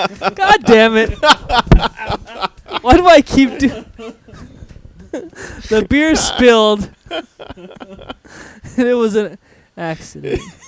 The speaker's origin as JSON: {"language": "English", "town": "Orlando", "region": "Florida", "country": "United States", "tie": "born or raised there", "said": "More south. I grew up in like Orlando area."}